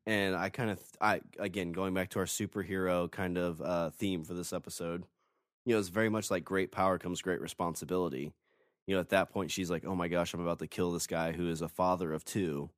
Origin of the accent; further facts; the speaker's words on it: Illinois, United States; moved away; I'm originally from Illinois